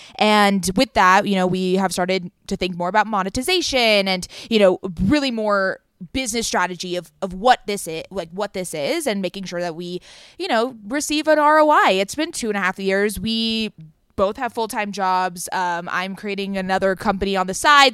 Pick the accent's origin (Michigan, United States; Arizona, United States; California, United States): California, United States; Southern; we are from Southern California. We live in L A and San Diego